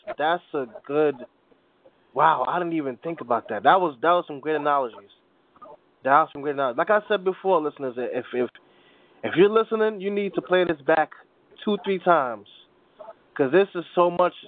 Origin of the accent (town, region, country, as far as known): New York, United States